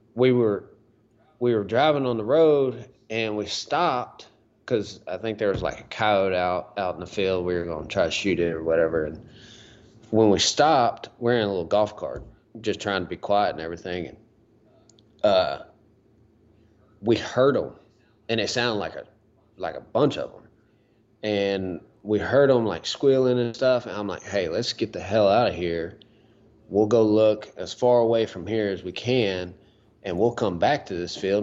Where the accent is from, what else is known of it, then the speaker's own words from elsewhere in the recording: Huntsville, Texas, United States; my hometown, Huntsville, got the Trinity River over there.